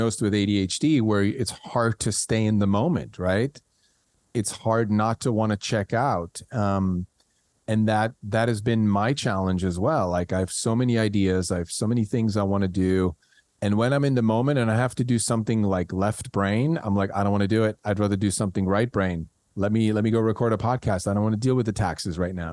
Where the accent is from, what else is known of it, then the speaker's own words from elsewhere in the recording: Switzerland; English is a second language; moved away as an adult; I grew up in Switzerland. And when I left at the age of 20